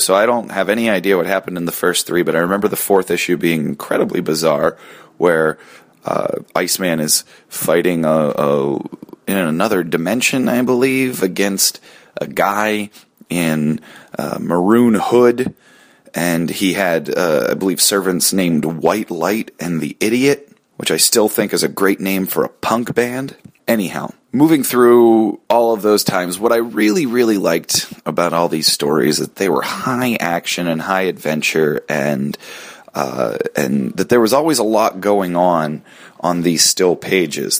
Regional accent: Pittsburgh, Pennsylvania, United States; I grew up outside Pittsburgh

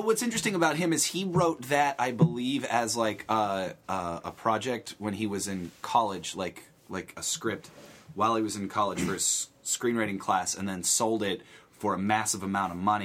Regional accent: Beaver Falls, Pennsylvania, United States; I'm from outside Pittsburgh

